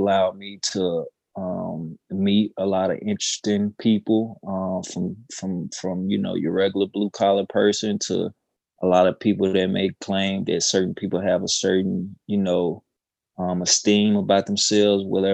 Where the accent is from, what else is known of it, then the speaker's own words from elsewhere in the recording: Mound Bayou, Mississippi, United States; also born or lived in Winstonville, Mississippi / Cleveland, Mississippi; I'm from the Mississippi Delta originally, Mount Bayou, by way of Winstonville, in Cleveland.